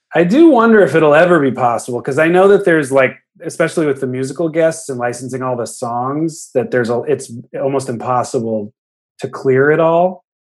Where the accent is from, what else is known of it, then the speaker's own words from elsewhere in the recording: the Bay Area, California, United States; We grew up in the Bay.